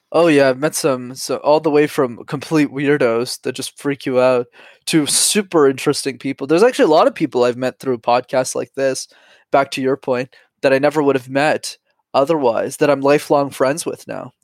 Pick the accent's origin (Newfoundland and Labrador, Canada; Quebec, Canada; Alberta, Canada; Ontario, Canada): Quebec, Canada; Montreal; I'm born and raised in Montreal